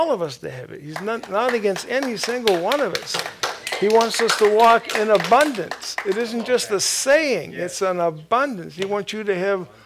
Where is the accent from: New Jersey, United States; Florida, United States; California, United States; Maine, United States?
Maine, United States; moved away; Originally, I'm from Maine, and I was in Maine for quite a few years. I'm glad to be delivered from there.